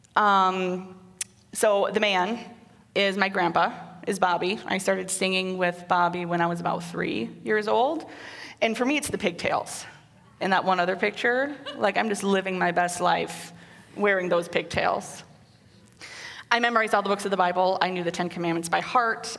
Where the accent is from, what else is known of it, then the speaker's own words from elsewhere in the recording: Waterloo, Iowa, United States; moved away as an adult; also born or lived in Cedar Falls, Iowa / North Dakota; I was born in Cedar Falls and raised in Waterloo and lived there until I left for North Dakota